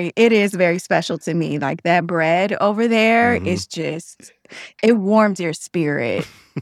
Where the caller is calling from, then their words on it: Chicago, Illinois, United States; So I'm calling in from the West Loop.